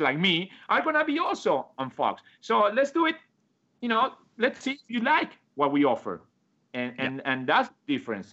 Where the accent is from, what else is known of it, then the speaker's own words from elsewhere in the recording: Argentina; English is a second language; moved away as an adult; also born or lived in Hoboken, New Jersey; now in United States; when I moved from Argentina